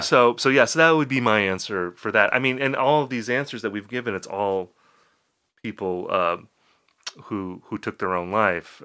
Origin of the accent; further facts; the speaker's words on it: Appleton, Wisconsin, United States; my hometown, I'm from Appleton, Wisconsin